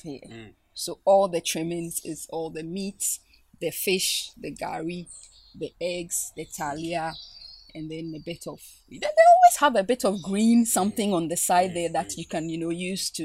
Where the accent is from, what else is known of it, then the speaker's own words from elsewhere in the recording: Ghana; growing up in Ghana, being a Ga, I think the first thing is the language